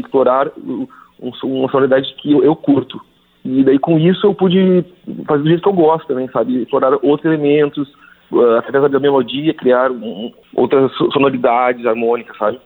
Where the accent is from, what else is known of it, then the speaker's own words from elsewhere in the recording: South Region, Brazil; sou do Sul